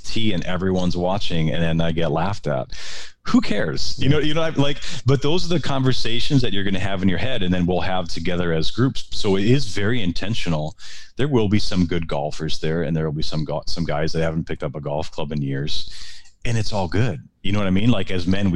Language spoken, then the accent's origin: English; Wisconsin, United States; moved away as an adult; also born or lived in Minneapolis; I'm from Wisconsin. I'm a Wisconsin guy